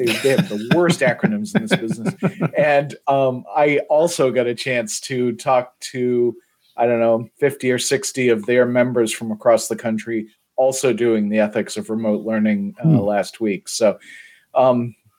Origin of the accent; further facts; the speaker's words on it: New England, Massachusetts, United States; growing up in New England